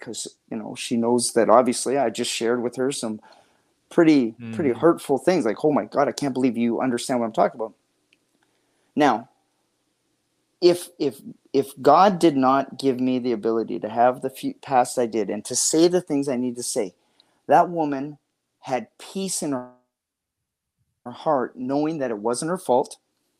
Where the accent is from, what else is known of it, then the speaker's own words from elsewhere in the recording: Canada; I'm from Canada